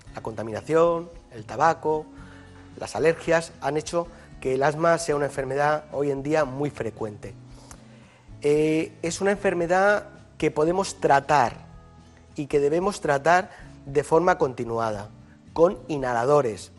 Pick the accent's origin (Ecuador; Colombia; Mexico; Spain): Spain; Yecla, Region of Murcia; now in Madrid, Spain; El hospital de mi pueblo se sigue llamando Hospital Virgen del Castillo y a mucha honra, ¿no? es la patrona de Yecla